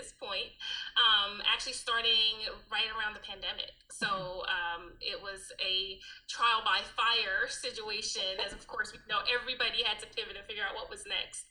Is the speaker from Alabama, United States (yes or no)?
yes; Alabama, United States; moved away as an adult; also born or lived in New Jersey; I was born in New Jersey. I'm raised in Alabama. And then came back to New Jersey